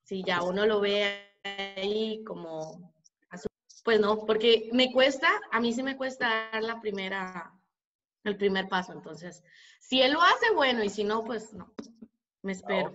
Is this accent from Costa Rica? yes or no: yes; Costa Rica; soy tica. Estoy en mi casa aquí en Costa Rica